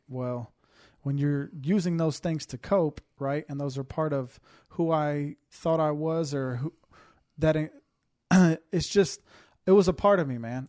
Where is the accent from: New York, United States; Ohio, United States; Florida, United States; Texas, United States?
Texas, United States; Houston; born and raised in Houston, Texas